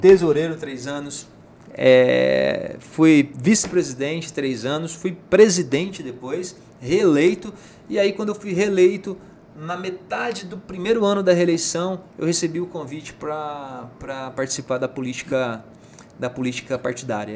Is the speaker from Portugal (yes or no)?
no; Rondonópolis, Mato Grosso, Brazil; also born or lived in São Vicente, Mato Grosso; eu nasci em Rondonópolis em 1980, né? Tenho hoje 43 anos